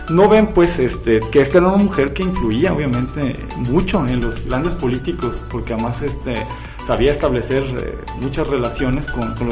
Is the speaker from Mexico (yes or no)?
yes; Autlán, Jalisco, Mexico; por ejemplo, los que somos originarios de Autlán, de, desde hace muchísimo tiempo, muchas generaciones, pues viene la mezcla precisamente entre lo español, lo indígena